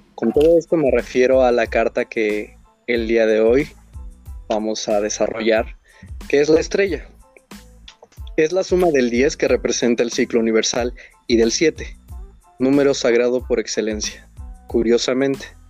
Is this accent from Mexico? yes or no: yes; Hidalgo, Mexico; soy de Hidalgo.